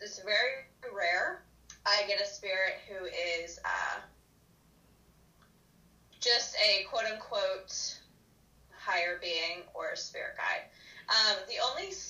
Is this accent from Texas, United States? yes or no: no; Florida, United States; also born or lived in Mississippi; I grew up in Florida, so we have beaches everywhere